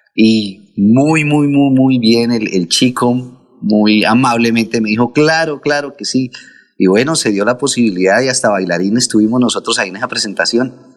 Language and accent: Spanish; Contratación, Santander, Colombia; moved away; nosotros allá en contratación fuimos bendecidos con toda la educación salesiana que tuvimos